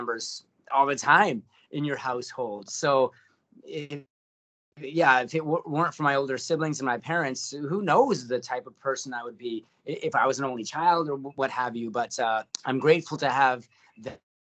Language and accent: English; Hamilton, Ontario, Canada; also born or lived in St. Catharines; originally born and raised in Hamilton, did my schooling in St. Catharines